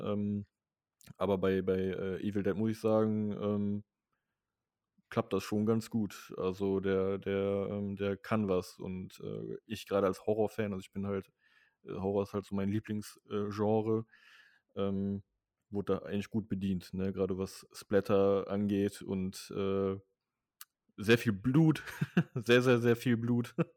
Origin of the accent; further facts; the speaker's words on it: near Mönchengladbach, North Rhine-Westphalia, Germany; hier in meinem Heimatort